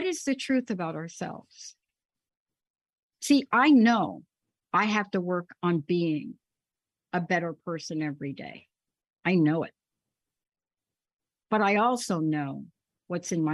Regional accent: New York, United States; I grew up in New York, so I'm used to people pounding their fist on the table

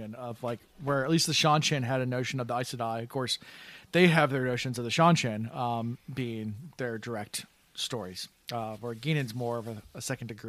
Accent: United States; I am American

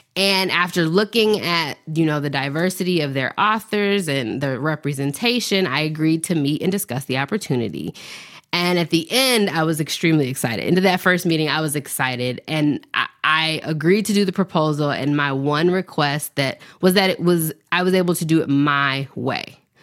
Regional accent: Nashville, Tennessee, United States; I was born in Nashville, Tennessee, raised in the South

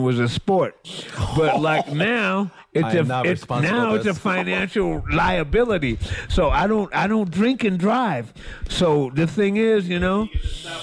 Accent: Seattle, Washington, United States; also born or lived in New Orleans, Louisiana; then I moved to Seattle as a young child. So I'm actually like a Seattleite.

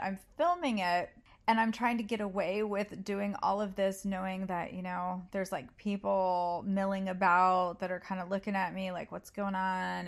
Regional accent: United States; I'm American

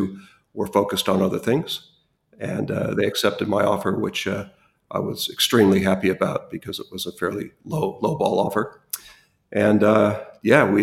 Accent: Los Angeles, California, United States; moved away as an adult; also born or lived in Western Australia; now in Australia; I was born and raised in Los Angeles, California

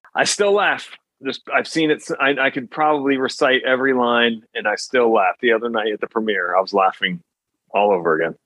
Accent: New Jersey, United States; also born or lived in Teaneck, New Jersey; my house in New Jersey

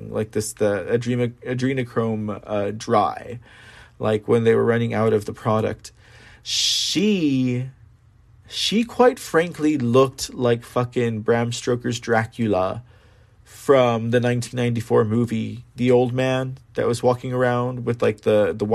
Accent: San Antonio, Texas, United States; San Antonio, my hometown

